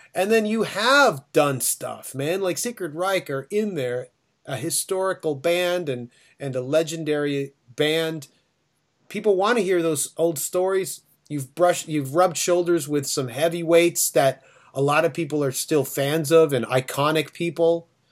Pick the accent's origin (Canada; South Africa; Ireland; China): Canada; Toronto, Ontario; we're from Toronto.